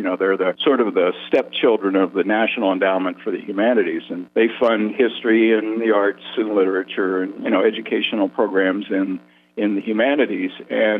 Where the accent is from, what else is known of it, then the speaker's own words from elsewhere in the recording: Pennsylvania, United States; moved away as an adult; now in Phoenix, United States; I'm born and raised in Pennsylvania, and one thing the draft was good for that it caught me in the late 60s and got me out of Pennsylvania.